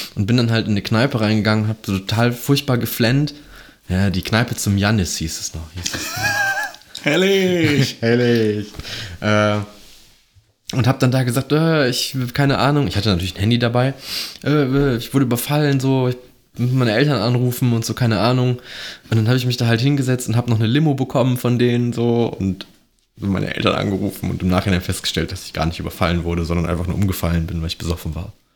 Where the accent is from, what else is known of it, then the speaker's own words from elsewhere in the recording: Mönchengladbach, North Rhine-Westphalia, Germany; ich bin ja gebürtiger Mönchengladbacher